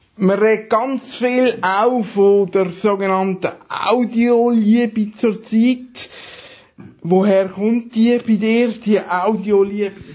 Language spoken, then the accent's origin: German; Aargau, Switzerland; als Aargauer